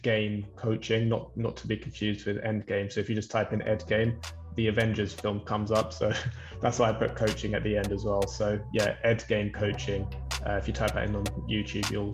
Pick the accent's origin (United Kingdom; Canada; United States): United Kingdom; London; I'm from London as well